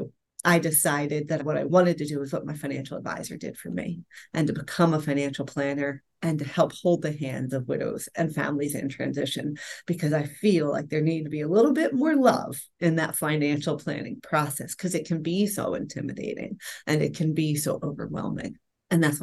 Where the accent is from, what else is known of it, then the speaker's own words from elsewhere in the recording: Philadelphia, Pennsylvania, United States; also born or lived in Rome, Italy; Born and raised in Philadelphia and educated, had my own career